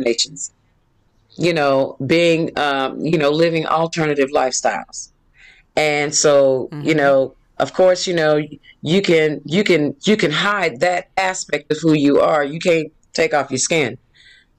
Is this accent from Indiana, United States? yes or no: yes; Indianapolis, Indiana, United States; moved away as an adult; also born or lived in Mississippi; now in Atlanta, United States; family moved to Indianapolis